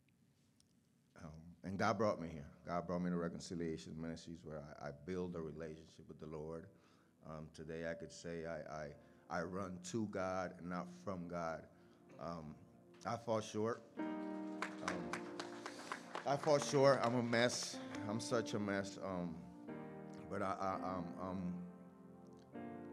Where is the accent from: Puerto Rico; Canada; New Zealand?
Puerto Rico; moved away; I'm from Puerto Rico. I grew up with my mom and my two brothers.